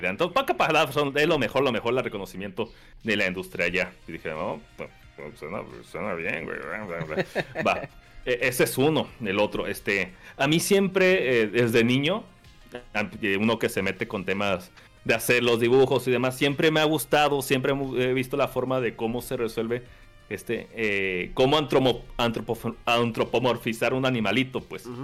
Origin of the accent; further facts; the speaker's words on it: Querétaro, Mexico; No, qué chingados, soy de Querétaro, el Japón Mexa.